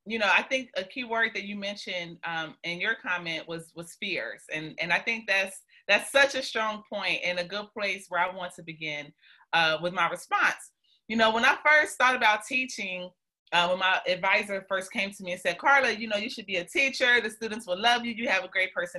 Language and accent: English; Chicago, Illinois, United States; I'm from Chicago, but my mother raised me in the suburbs